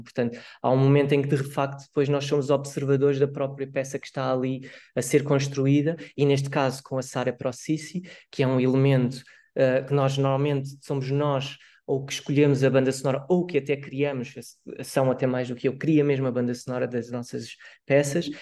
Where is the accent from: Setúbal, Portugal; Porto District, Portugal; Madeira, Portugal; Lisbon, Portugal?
Setúbal, Portugal; Barreiro; não sou de Lisboa, sou mesmo do Barreiro